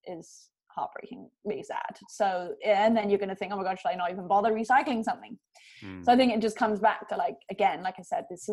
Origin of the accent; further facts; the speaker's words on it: London, United Kingdom; now in California, United States; growing up in London, my family and I, since I was born, went to our little house on the beach on the south coast of England.